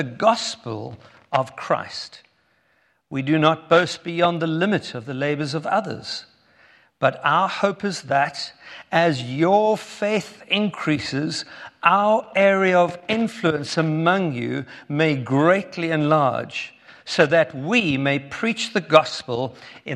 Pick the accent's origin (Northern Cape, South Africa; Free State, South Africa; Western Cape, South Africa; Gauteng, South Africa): Western Cape, South Africa; Cape Town; If you have already been listening to my accent, you'll know that we are from South Africa. Born in Cape Town